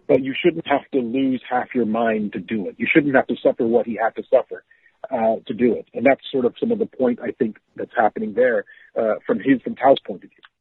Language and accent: English; Zambia; moved away; I grew up in Zambia